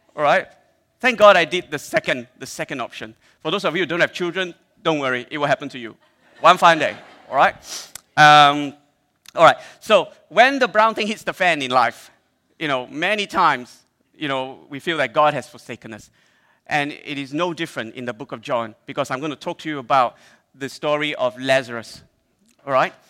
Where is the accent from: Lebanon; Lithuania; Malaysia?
Malaysia; I'm Malaysian